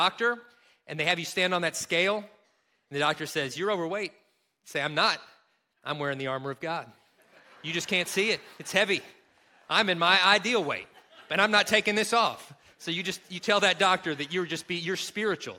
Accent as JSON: {"language": "English", "region": "Kentucky", "country": "United States", "tie": "born or raised there", "accent": "Kentucky", "moved": "yes", "said": "my home state of Kentucky"}